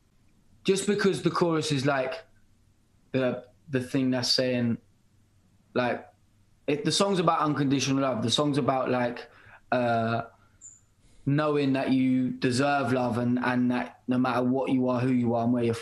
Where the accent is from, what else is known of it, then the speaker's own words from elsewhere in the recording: United Kingdom; accent: British; I'm a British artist, and like I'm not gonna sing with an American or any other accent